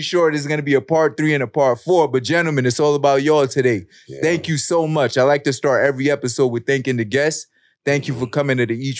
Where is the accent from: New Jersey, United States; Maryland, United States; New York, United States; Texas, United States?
New York, United States; New York City; I'm from Brooklyn